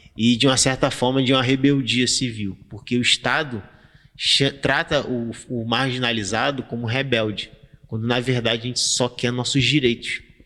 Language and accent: Portuguese; Rio de Janeiro, Brazil; Quando eu era criança, eu estudava na Colégio Nova Holanda